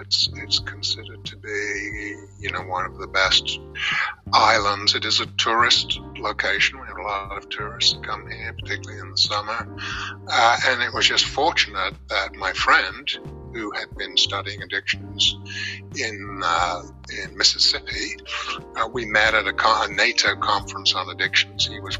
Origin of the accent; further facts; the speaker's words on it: London, United Kingdom; moved away as an adult; also born or lived in Northampton, England; I was born and raised in North London, about a mile or so from Wembley Stadium